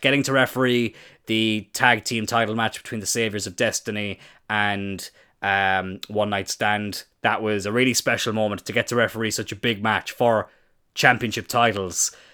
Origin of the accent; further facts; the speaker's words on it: Ireland; I am Irish.